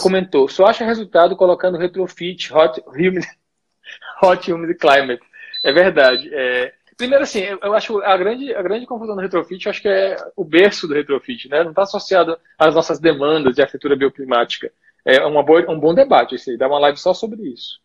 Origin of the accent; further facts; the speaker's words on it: Piauí, Brazil; moved away as an adult; now in Brasília, Brazil; bom piauiense e vizinho de cearense